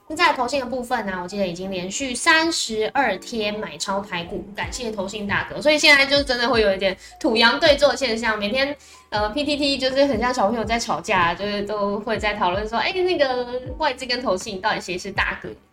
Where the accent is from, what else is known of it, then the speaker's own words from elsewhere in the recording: Tainan, Taiwan; 我发现身为台南人